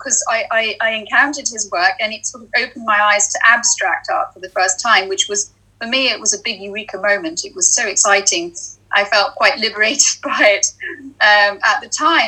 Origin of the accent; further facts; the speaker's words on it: Edinburgh, Scotland, United Kingdom; moved away as an adult; now in London, United Kingdom; I grew up in Edinburgh.